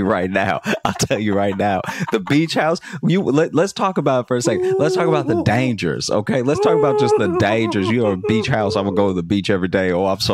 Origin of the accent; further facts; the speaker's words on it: Louisiana, United States; Like, I grew up in Louisiana, so I've witnessed hurricanes just act like buildings weren't in the way.